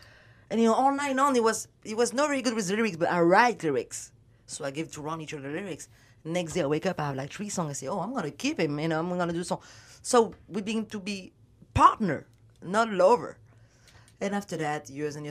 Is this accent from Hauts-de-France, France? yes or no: no; Paris, Île-de-France, France; accent: French; English is a second language; moved away as an adult; now in Los Angeles, United States; I did not speak no word of English because I'm from Paris.